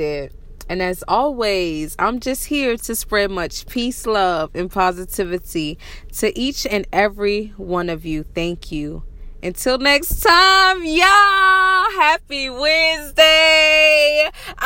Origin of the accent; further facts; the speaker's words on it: Varnville, South Carolina, United States; also born or lived in Washington State; now in Washington, United States; I'm originally from South Carolina. I love it so much. I'm from Varonville, y'all. I am from the Low Country in South Carolina